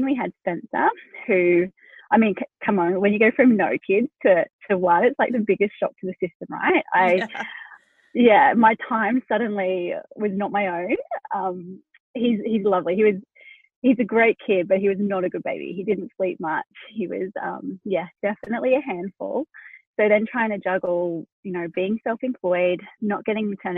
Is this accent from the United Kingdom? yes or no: no; Australia; accent: Australian; also born or lived in Hunter Valley, New South Wales; We're in Australia. I didn't mention that. You can tell from my accent, but yeah, we're located down in New South Wales.